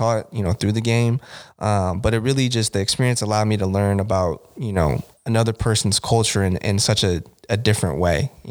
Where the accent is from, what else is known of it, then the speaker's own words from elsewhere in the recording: Bay Area, California, United States; moved away as an adult; also born or lived in San Diego / Costa Mesa / Koreatown, Los Angeles; growing up in the Bay Area